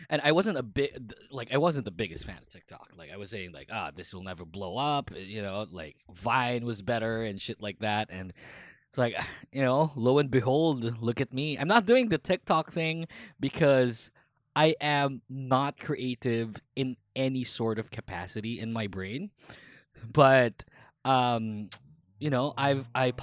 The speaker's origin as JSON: {"language": "English", "country": "Philippines", "said": "I'm Filipino"}